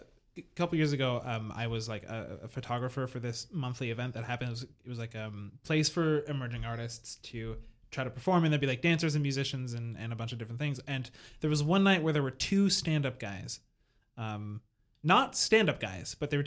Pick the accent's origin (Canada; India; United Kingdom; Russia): Canada; Quebec; I like having grown up like in the Quebecois culture